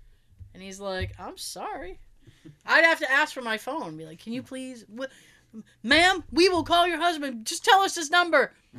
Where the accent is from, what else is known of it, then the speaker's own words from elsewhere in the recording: East Bridgewater, Massachusetts, United States; I grew up in East Bridgewater